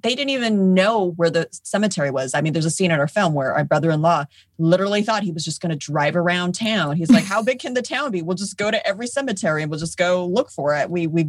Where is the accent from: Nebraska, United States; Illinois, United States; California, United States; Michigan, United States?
California, United States; I grew up in California.